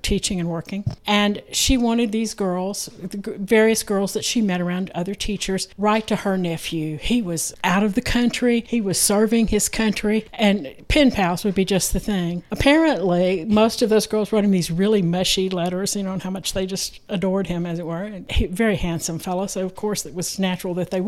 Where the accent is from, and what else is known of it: Texas, United States; born or raised there